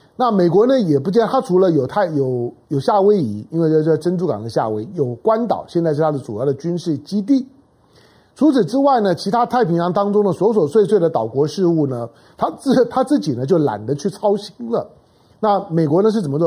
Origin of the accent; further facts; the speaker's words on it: Taiwan; 我是生长在台湾的中国人